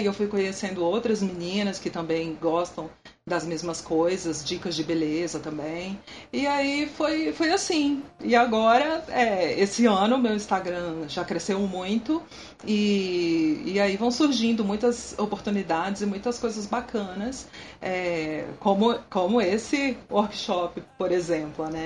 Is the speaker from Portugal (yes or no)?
no; Brasília, Federal District, Brazil; eu nasci aqui em Brasília mesmo